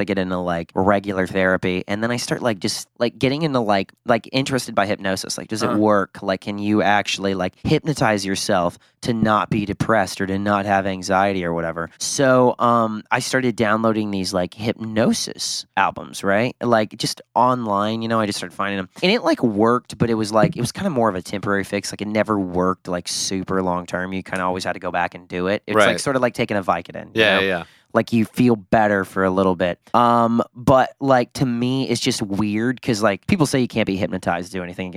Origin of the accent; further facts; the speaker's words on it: Southern Illinois, United States; moved away as an adult; now in Los Angeles, United States; I grew up an hour from Kentucky